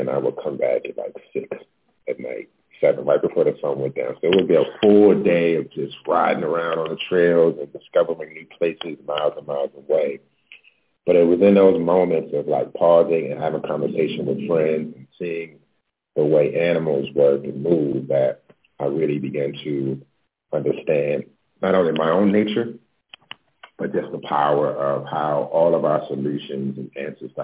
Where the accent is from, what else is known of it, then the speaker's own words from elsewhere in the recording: Baltimore, Maryland, United States; also born or lived in New York; now in Los Angeles, United States; I'm originally from Baltimore. I moved to LA about 7 years ago from New York.